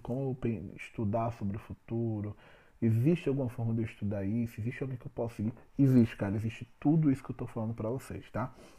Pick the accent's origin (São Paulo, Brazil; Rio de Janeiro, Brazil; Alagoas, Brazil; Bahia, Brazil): Alagoas, Brazil; eu sou alagoano.